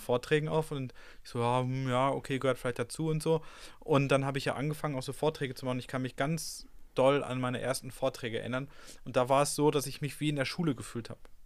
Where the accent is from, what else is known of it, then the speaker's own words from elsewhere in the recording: Ruhr area, North Rhine-Westphalia, Germany; ich komme ja aus dem Ruhrgebiet